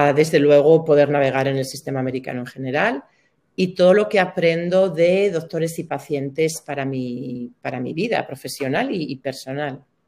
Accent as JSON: {"language": "Spanish", "town": "Burgos", "region": "Castile and León", "country": "Spain", "also_born_or_lived": "Valencia", "moved": "as an adult", "said": "yo soy de Burgos, me fui a vivir a Valencia"}